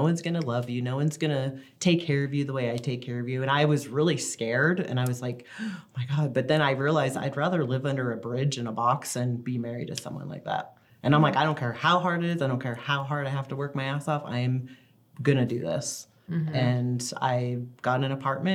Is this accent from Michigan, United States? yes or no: no; Florida, United States; moved away as an adult; also born or lived in Washington State / South Carolina; now in Utah, United States; I grew up in Florida, so my dad had full custody of us